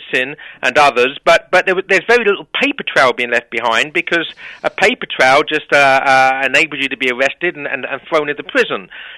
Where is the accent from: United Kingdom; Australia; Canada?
United Kingdom; England; obviously I'm biased, being an Englishman